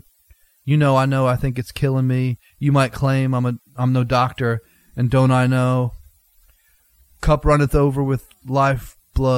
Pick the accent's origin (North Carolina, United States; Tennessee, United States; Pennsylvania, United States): Pennsylvania, United States; Philadelphia; growing up in Philly pride